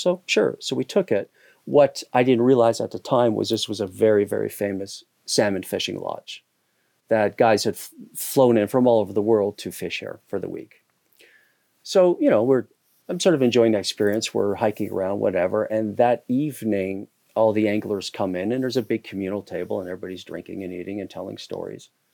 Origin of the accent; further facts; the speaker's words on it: Hamilton, Ontario, Canada; moved away as an adult; also born or lived in Toronto / Southeast Asia / New York City; now in Catskills, New York, United States; I grew up in Canada. I grew up in a steel town, uh, called Hamilton, Ontario